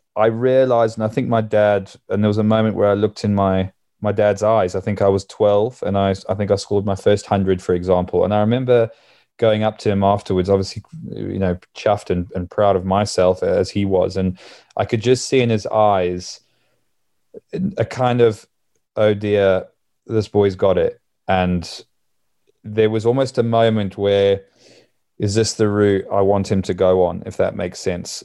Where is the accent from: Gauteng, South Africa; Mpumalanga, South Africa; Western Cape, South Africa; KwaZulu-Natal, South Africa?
KwaZulu-Natal, South Africa; Durban; moved away; growing up in Durban, where, where I grew up in South Africa